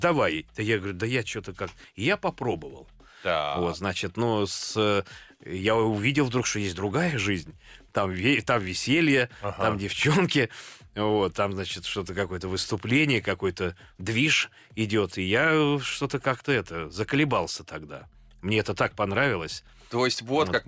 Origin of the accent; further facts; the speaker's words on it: Moscow, Russia; как бы все едут в Москву учиться, а я из Москвы.